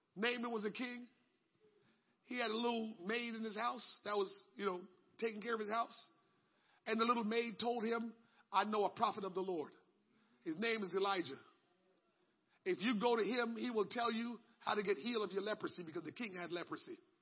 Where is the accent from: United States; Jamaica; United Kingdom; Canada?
Jamaica; moved away; When I grew up in Jamaica and you want to get baptized, you had to bring your own clothes.